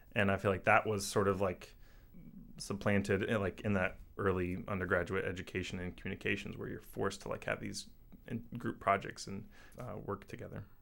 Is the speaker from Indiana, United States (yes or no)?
yes; Indiana, United States; moved away as an adult; also born or lived in St. Louis / Western Massachusetts / Boston / Seattle; I grew up in Indiana and, you know, like, a medium-sized city.